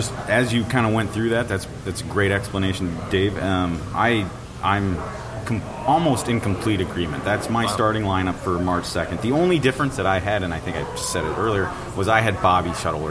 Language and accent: English; East Coast, United States; now in Minnesota, United States; I grew up on the East Coast